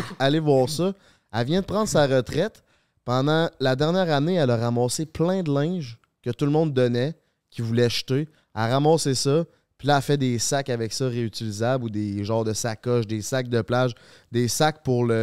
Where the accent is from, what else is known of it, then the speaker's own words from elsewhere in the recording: Saint-Romuald, Quebec, Canada; Ouais, il y avait un Canadian Tire qui est ouvert dans le coin de chez nous à Saint-Romuald, puis euh, il signait des bâtons. Fait que j'ai fait la file en étant ticu